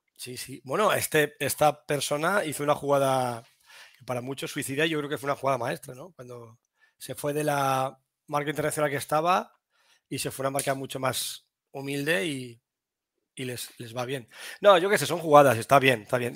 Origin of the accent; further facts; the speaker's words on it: Toledo, Castilla-La Mancha, Spain; yo soy, toledano.